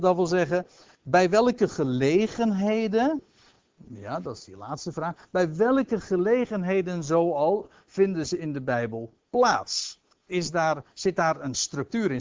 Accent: Aalsmeer, North Holland, Netherlands; ik zelf uit Aalsmeer afkomstig ben. In de jaren dat ik zeg maar zelf nog jong was

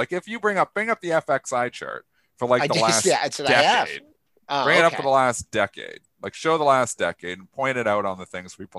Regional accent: Canada; I'm a Canadian.

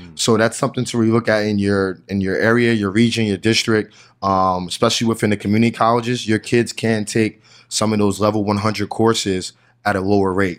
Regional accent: New Jersey, United States; I'm from New Jersey

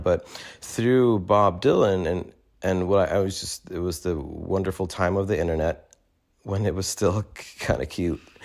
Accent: Sweden; moved away as an adult; also born or lived in New York; growing up in Sweden

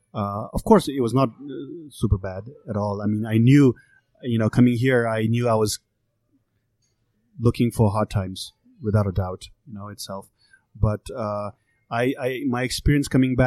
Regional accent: Nepal; also born or lived in Kathmandu, Nepal; now in Los Angeles, United States; my family is from the mountains. We are not from the Hindu religion. We are Buddhist

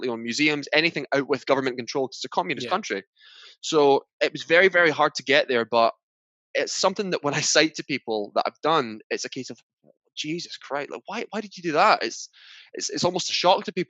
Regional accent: Scotland, United Kingdom; I'm from Scotland

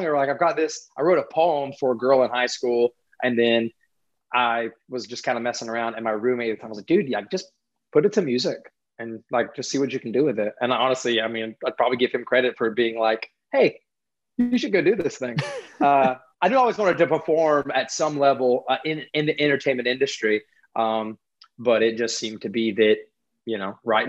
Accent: Hendersonville, North Carolina, United States; Hendersonville, North Carolina

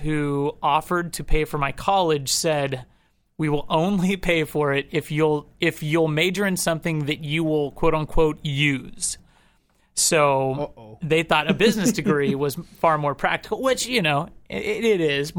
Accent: Topeka, Kansas, United States; Topeka was actually, it was really nice. It's there, I think when I was growing up, there was like 100,000 people there.

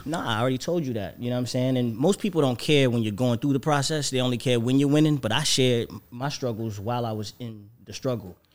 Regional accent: Florida, United States; moved away; also born or lived in Atlanta; I'm from Florida

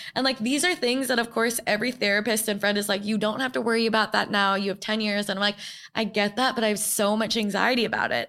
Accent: New York, United States; I grew up in New York

